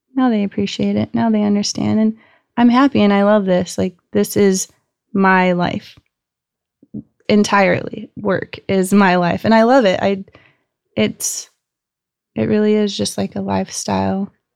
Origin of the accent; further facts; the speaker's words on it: Gilbert, Arizona, United States; I grew up in Gilbert, Arizona. I'm the fifth generation to be born and raised in Arizona.